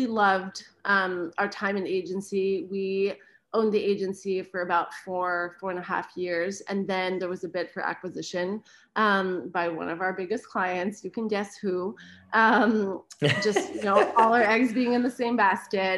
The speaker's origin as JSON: {"language": "English", "country": "Canada", "moved": "as an adult", "lives_now": "United States", "said": "I'm Canadian"}